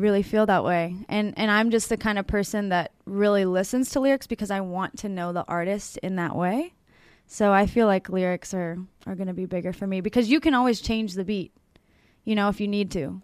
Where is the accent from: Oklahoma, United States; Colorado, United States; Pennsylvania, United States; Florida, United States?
Pennsylvania, United States; Pittsburgh; I'm from Pittsburgh